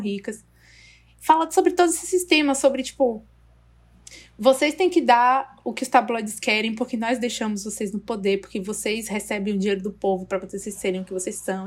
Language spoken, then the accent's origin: Portuguese; Brazil; Eu, como brasileira